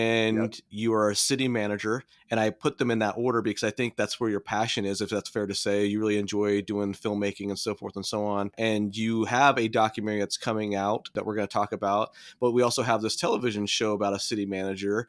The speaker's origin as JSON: {"language": "English", "region": "Southern California", "country": "United States", "tie": "born or raised there", "said": "being born and raised in California, although I'm a Southern California boy"}